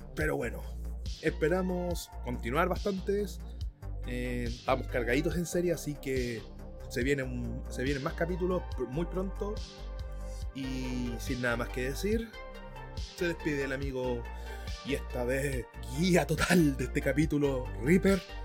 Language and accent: Spanish; Chile; yo soy, soy chileno